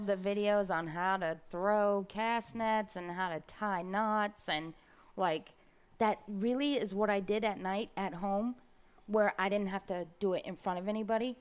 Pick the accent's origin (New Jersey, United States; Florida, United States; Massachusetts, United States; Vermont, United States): Florida, United States; Brooksville; also born or lived in Ocala; I grew up in Brooksville